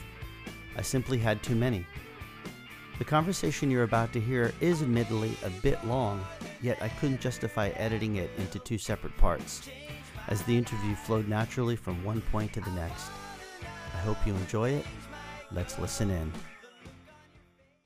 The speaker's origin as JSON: {"language": "English", "town": "Randolph", "region": "New Jersey", "country": "United States", "tie": "born or raised there", "said": "northern New Jersey near my hometown of Randolph"}